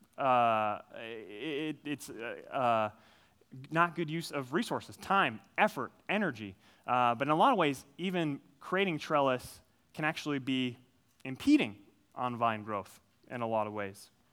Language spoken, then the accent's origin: English; Minnesota, United States; I grew up, uh, I grew up in Minnesota. I'm a Minnesota guy through and through. Grew up on a farm